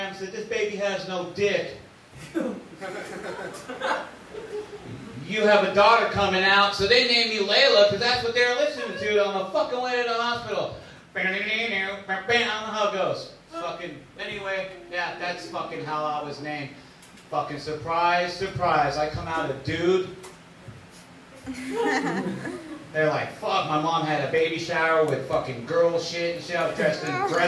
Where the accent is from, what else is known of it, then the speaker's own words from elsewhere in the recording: San Jose, California, United States; I'm half white, half Mexican, and I'm from San Jose